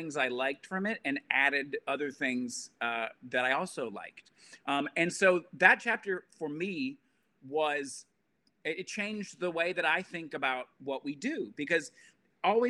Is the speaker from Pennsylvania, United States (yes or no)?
no; Alabama, United States; I grew up in Alabama, Southern Baptist